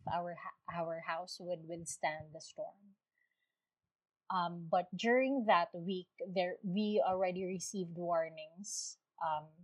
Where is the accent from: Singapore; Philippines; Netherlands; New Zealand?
Philippines; Tacloban, Eastern Visayas; I'm from Tacloban City, Philippines.